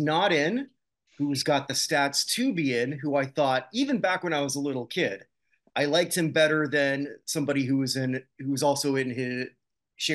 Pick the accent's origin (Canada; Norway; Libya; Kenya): Canada; I'm the Canadian.